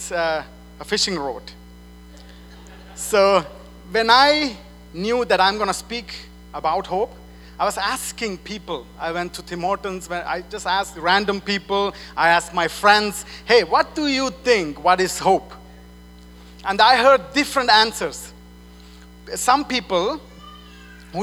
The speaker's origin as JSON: {"language": "English", "country": "Switzerland", "second_language": "English", "moved": "as an adult", "said": "I'm from Switzerland. I moved here 4 years ago. And in Switzerland, you say today morning."}